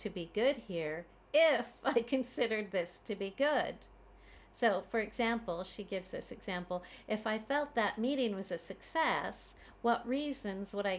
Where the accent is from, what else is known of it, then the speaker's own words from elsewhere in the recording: Canada; now in Beijing, China; I am a Canadian mom living in Beijing, China